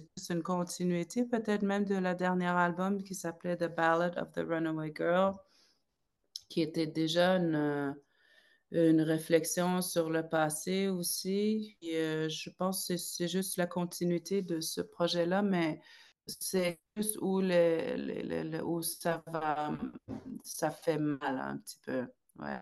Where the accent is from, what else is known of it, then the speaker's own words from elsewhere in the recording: Salluit, Quebec, Canada; moved away as an adult; j'ai grandi là-bas jusqu'à mes 22 ans.